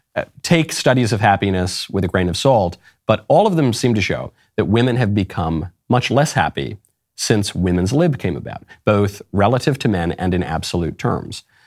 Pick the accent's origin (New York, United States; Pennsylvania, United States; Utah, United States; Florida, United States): New York, United States; New York City; moved away; I'm a New Yorker by upbringing